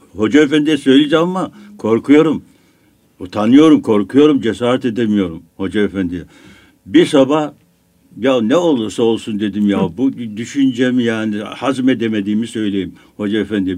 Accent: Biga, Çanakkale, Turkey; moved away as an adult; also born or lived in Istanbul; benim memlekette, benim köyümde, Biga'da oruç tutmayanın, namaz kılmayanın, hatta içki içen kesinlikle yaşama hakkı yoktu

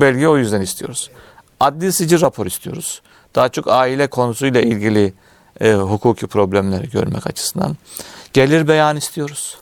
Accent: Bolvadin, Afyonkarahisar, Turkey; bin dokuz yüz altmış beş Afyon Bolvadin, e, doğumluyum.

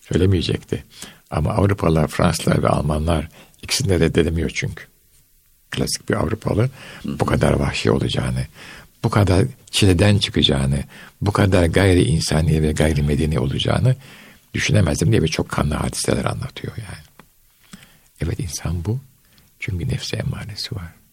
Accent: Istanbul, Turkey; moved away as an adult; ben İstanbul'da Beyazıt'ta büyüdüm.

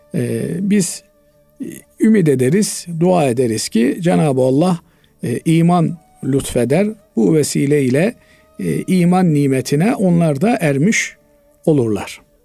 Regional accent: Turkey; biz Türk'üz

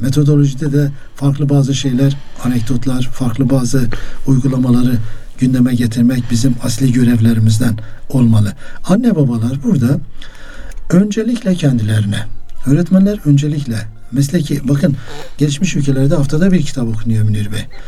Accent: Muş, Muş Province, Turkey; Ben Musluyum

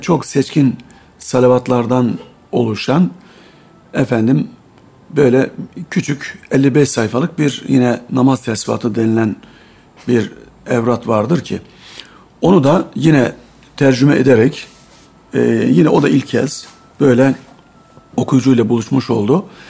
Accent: Bolvadin, Afyonkarahisar, Turkey; moved away; 1962 yılında Afyon'un Bolvadin ilçesinde doğdum. Burada İmam Lisesi'ni bitirdim.

